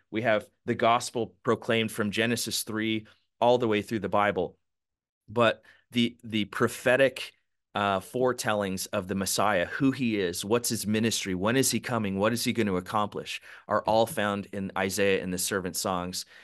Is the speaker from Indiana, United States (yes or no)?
no; Palm Springs, California, United States; also born or lived in San Diego / Los Angeles; I was born and raised in Southern California, Palm Springs area, spent about fifteen years there